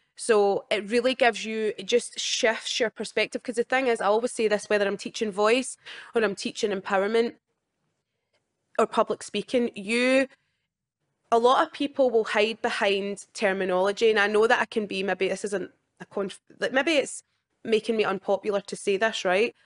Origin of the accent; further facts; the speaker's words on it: Scotland, United Kingdom; my whole life in Scotland